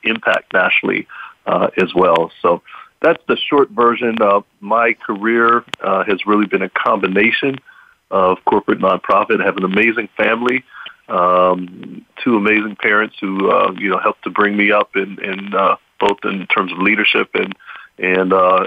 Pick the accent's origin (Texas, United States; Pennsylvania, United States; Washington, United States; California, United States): Pennsylvania, United States; Pittsburgh; I grew up here in Pittsburgh, Pennsylvania. So Pittsburgh is home for me.